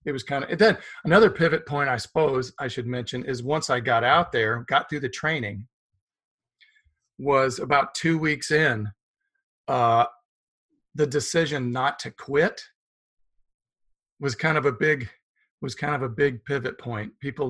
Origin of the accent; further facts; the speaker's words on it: Wichita, Kansas, United States; also born or lived in Hattiesburg, Mississippi; I was born in Hattiesburg, Mississippi. And now let's not go that far back. I grew up in Wichita.